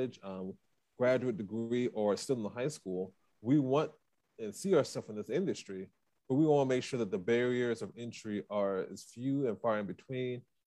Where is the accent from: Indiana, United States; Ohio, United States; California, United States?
Ohio, United States; Beachwood; Cleveland. Well, actually, Beachwood